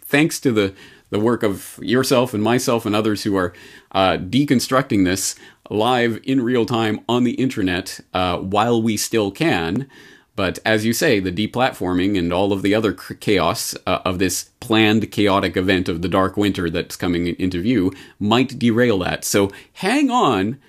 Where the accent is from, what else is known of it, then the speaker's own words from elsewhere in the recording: Canada; now in Japan; As a Canadian in Japan